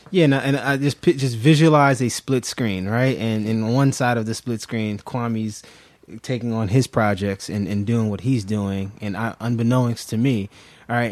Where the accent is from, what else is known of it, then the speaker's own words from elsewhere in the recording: New York City, New York, United States; moved away as an adult; also born or lived in Germantown, Philadelphia; now in Philadelphia, United States; I'm originally from Brooklyn, New York